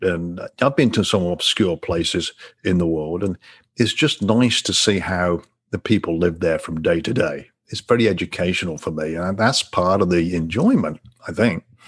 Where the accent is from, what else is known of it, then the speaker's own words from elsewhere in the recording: England, United Kingdom; now in Destin, United States; I'm, I'm from England originally, but live in the US now